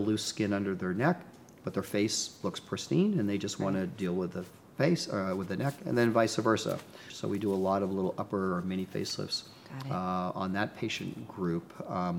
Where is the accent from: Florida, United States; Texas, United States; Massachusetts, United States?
Massachusetts, United States; Boston; moved away as an adult; also born or lived in New Hampshire / New York City / Los Angeles; now in Pasadena, United States; Yes, I'm from Boston. I grew up in New England